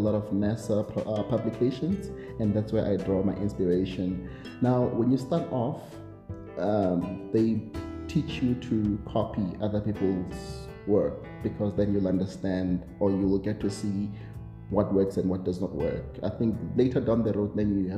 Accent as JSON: {"language": "English", "country": "South Africa", "said": "I'm a South African, I am based in SA"}